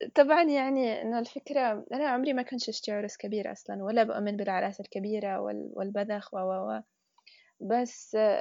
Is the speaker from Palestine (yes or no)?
no; Yemen; احنا يمني